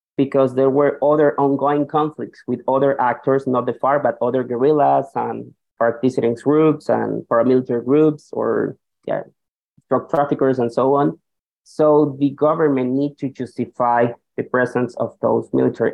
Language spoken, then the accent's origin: English; Colombia; now in New York, United States; I'm also originally from Colombia